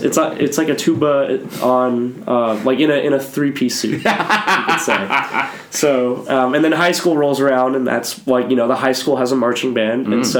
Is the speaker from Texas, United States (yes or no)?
yes; Boerne, Texas, United States; moved away as an adult; I'm from Bernie, Texas. It's spelled B-O-E-R-N-E, but it's called Bernie. It's German. It's about 45 minutes west of San Antonio, so it's pretty small